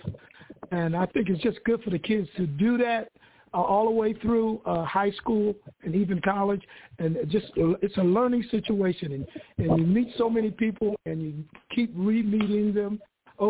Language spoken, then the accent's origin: English; Philadelphia, Pennsylvania, United States; I grew up in Philadelphia